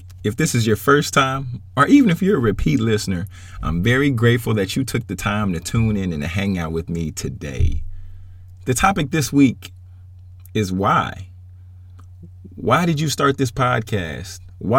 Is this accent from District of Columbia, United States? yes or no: no; Baton Rouge, Louisiana, United States; also born or lived in Atlanta / Texas; now in Dallas, United States; But y'all, I grew up in Baton Rouge. Bounced around a little bit from Atlanta to Texas, from Texas back to Atlanta.